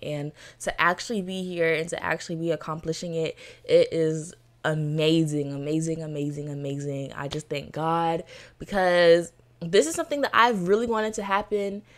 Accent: Florida, United States; Born and raised in Florida

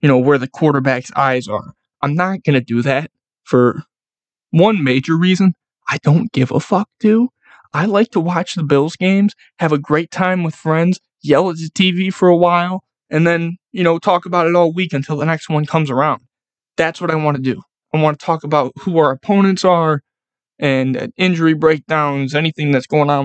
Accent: Buffalo, New York, United States; I'm from Buffalo

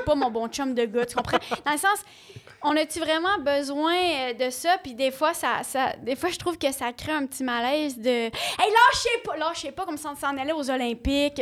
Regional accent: Ontario, Canada; moved away; je viens de l'Ontario

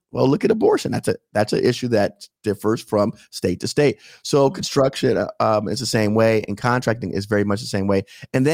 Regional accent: Miami, Florida, United States; I live in Palm Beach County. I'm from Miami.

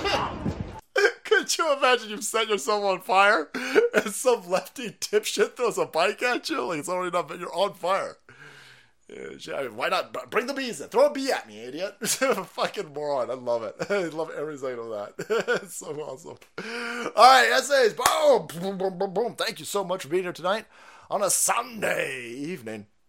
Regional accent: Florida, United States; I'm from Florida

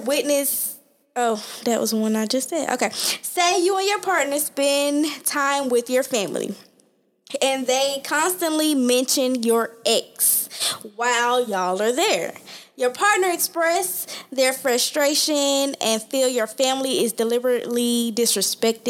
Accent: College Park, Georgia, United States; I'm from College Park

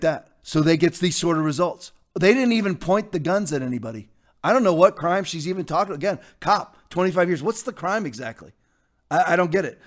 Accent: United States; I was raised in the Virginia, D C area

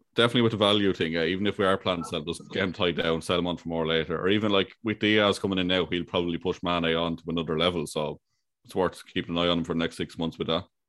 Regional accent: Ireland

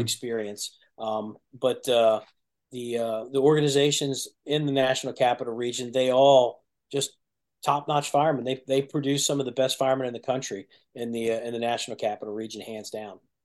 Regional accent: Burtonsville, Maryland, United States; also born or lived in Prince George's County, Maryland; we moved from Prince George's County to Montgomery County when I was a kid, we we moved to Burtonsville, which is in the technically the first battalion. There's no such thing as battalions back then, but that's technically the first battalion. So I grew up in that area

